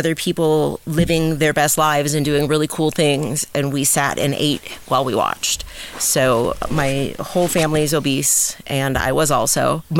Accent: Calabasas, California, United States; also born or lived in San Diego; I'm an outdoor girl. I grew up in Calabasas.

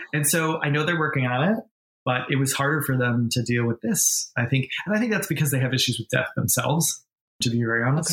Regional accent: New York, United States; moved away as an adult; also born or lived in Boston / Los Angeles; I was born in New England, grew up in New York, and then became an adult

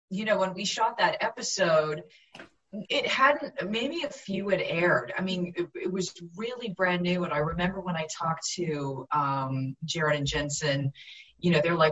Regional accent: suburbs of Vancouver, British Columbia, Canada; growing up in Canada, even though I grew up, you know, in the suburbs of Vancouver

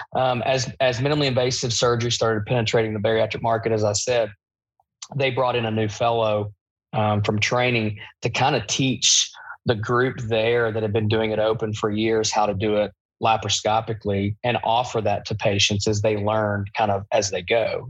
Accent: Eastern Kentucky, United States; I'm from Eastern Kentucky.

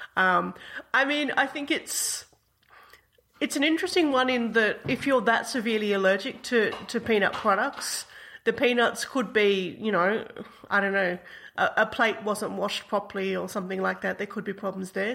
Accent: Australia; as an Australian

